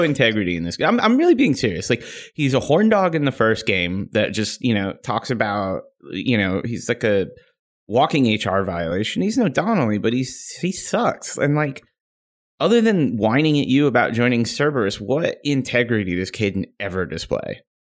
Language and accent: English; Chicago, Illinois, United States; also born or lived in Seattle area; now in Seattle, United States; I'm originally from Chicago